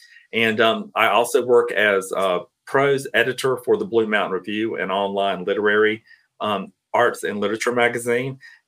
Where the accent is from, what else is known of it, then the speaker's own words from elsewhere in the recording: Cairo, Georgia, United States; moved away as an adult; now in Atlanta, United States; So I grew up in Southwest Georgia, a small town called Cairo, Georgia. It's spelled like Cairo, Egypt, but people are really particular about how you pronounce it down south. I moved to Atlanta in 2000.